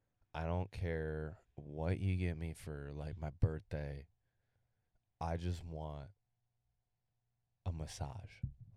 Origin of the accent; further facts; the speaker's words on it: Michigan, United States; We're from Michigan